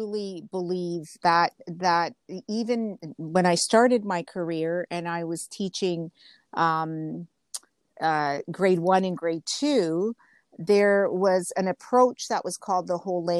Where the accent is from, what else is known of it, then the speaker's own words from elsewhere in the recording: Ontario, Canada; English is a second language; also born or lived in Genoa, Italy; I was 2 when we came over. I was born in Italy, and we came over to Canada